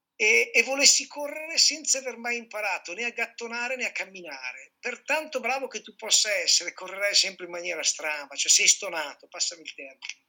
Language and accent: Italian; Piedmont, Italy; moved away; Sono nato e cresciuto in Piemonte, poi ho girato anche per lavoro